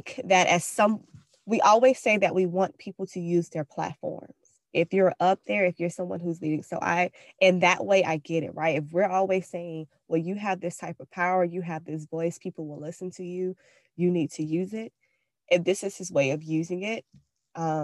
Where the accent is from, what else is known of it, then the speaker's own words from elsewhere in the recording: Florida, United States; now in Georgia, United States; I'm from Florida where we have hurricane parties